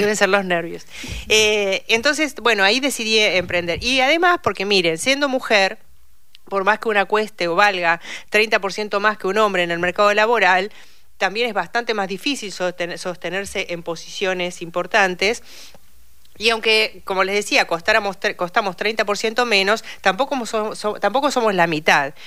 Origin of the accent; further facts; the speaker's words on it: Saladillo, Buenos Aires Province, Argentina; moved away as an adult; now in Buenos Aires, Argentina; yo soy bonaerense y vivo eh, por adopción, o sea, soy porteña por adopción, vivo hace más de 32 años en la ciudad de Buenos Aires